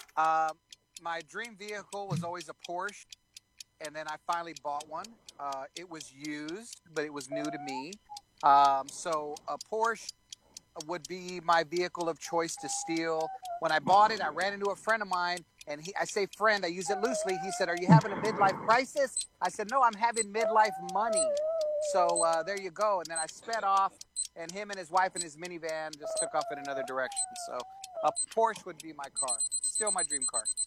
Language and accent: English; San Antonio, Texas, United States; I'm from San Antonio